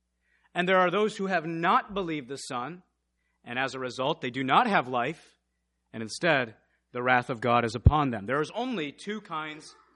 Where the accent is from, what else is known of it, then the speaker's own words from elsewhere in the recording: Michigan, United States; also born or lived in Missouri; when we first moved to Michigan, we moved from Missouri.